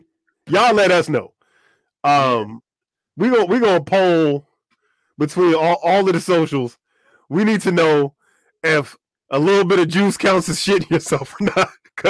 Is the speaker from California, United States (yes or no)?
yes; San Diego, California, United States; We hail from San Diego